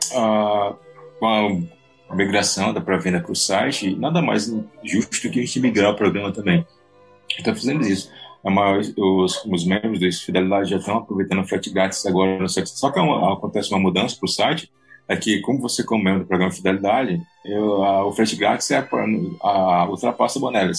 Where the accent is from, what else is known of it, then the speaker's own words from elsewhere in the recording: Ceará, Brazil; Eu sou brasileiro, beleza, tranquilo, eu sou brasileiro cearense